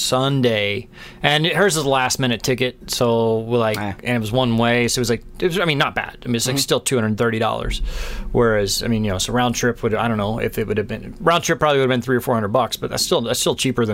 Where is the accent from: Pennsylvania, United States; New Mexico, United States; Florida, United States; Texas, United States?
Texas, United States; moved away; I'm from Texas